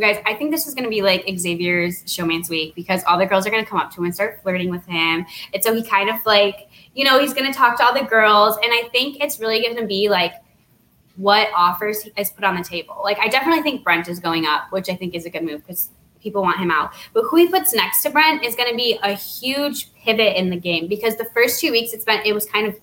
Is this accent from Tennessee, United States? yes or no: no; Naperville, Illinois, United States; she's from my hometown. We're both from Naperville.